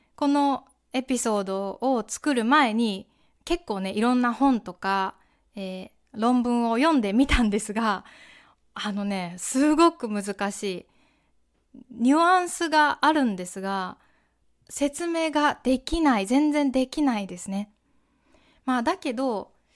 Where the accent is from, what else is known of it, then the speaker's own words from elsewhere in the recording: Kansai, Japan; 私はねやっぱり関西出身なので